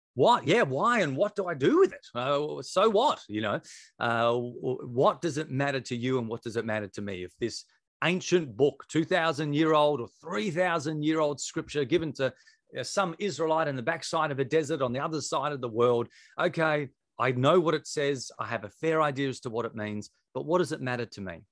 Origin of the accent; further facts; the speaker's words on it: Victor Harbor, South Australia, Australia; we'd relocated back to my hometown where I was from, a place called Victor Harbour.